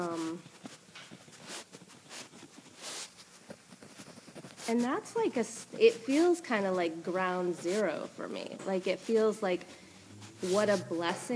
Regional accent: West Coast, United States; moved away; I'm from the West Coast

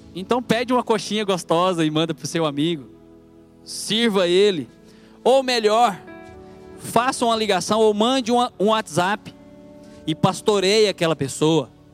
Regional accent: Goiânia, Goiás, Brazil; accent: goiano; moved away as an adult; now in Piracicaba, Brazil; Você está vendo esse sotaque de goiano aqui? Eu vim lá de Goiânia, já tem dois anos e pouquinho que eu estou aqui em Piracicaba

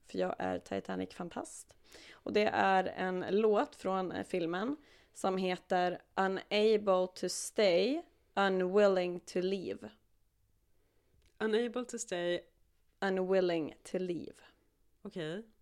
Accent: Uppsala, Uppsala County, Sweden; en lokaltidning här i Uppsala, där vi kommer ifrån båda två.

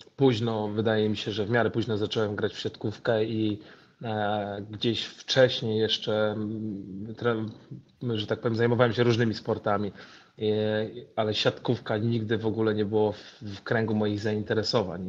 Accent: Gdańsk, Pomeranian Voivodeship, Poland; urodziłem się w Gdańsku, więc, więc jestem Polakiem. Moja mama jest Polką, mój ojciec Senegalczykiem, więc ja gdzieś tam e, urodziłem się, wychowałem się w Polsce

